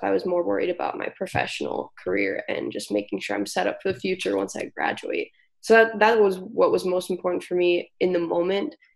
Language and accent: English; Brookings, South Dakota, United States; I grew up in Brookings, South Dakota